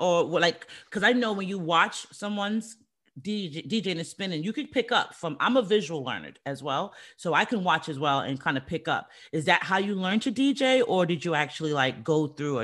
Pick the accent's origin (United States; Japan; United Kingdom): United States; New York City, New York; I'm from the Bronx